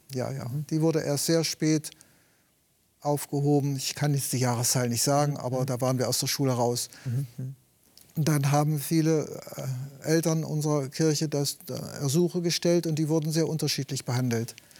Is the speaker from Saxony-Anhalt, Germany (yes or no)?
yes; Eastern Harz, Wernigerode district, Saxony-Anhalt, Germany; moved away as an adult; also born or lived in Friedensau, Saxony-Anhalt; Geboren wurde ich im Ostharz, Landkreis Wernigerode. Und dann nach meiner Berufsausbildung bin ich umgezogen nach Friedensau